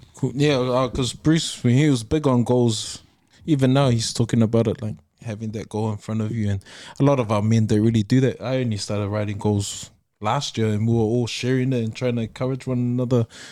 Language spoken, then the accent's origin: English; Auckland, New Zealand; we're from New Zealand, we're South